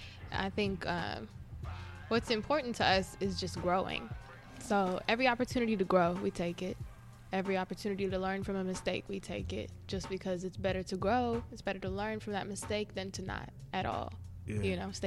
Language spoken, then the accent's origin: English; Las Vegas, Nevada, United States; moved away as an adult; now in Indianapolis, United States; I'm originally from Las Vegas, born and raised.